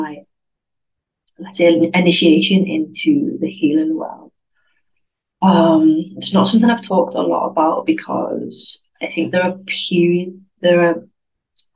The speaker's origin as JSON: {"language": "English", "country": "United Kingdom", "moved": "as an adult", "lives_now": "Spain", "said": "I'm British, because I didn't feel British because I wasn't living in the UK"}